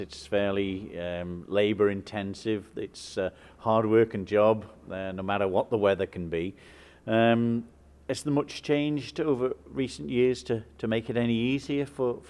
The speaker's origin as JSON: {"language": "English", "town": "Derby", "region": "East Midlands", "country": "United Kingdom", "tie": "born or raised there", "said": "I grew up in Derby as well with yourself."}